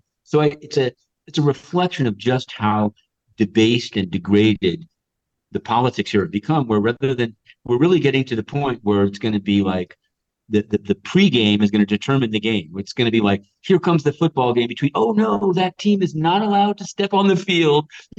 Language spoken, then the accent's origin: English; New York City, New York, United States; I'm a New Yorker.